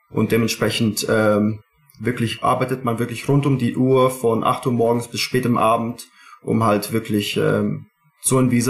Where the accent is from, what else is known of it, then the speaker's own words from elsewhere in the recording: Dubai, United Arab Emirates; Ich bin eigentlich in Dubai geboren, meine Schwester in Saudi vor mir. Und ähm, da habe ich auch viele Jahre in meiner Jugend auch dort verbracht